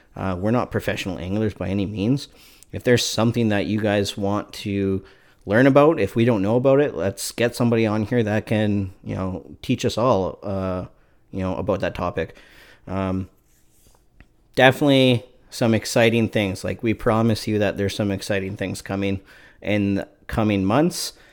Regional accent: Canada; I'm from Canada

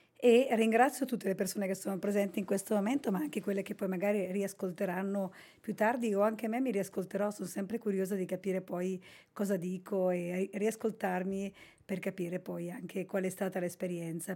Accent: Basilicata, Italy; Io sono originaria della Basilicata

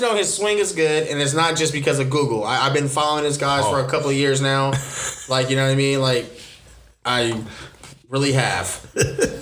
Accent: Los Angeles, California, United States; I'm originally from Los Angeles

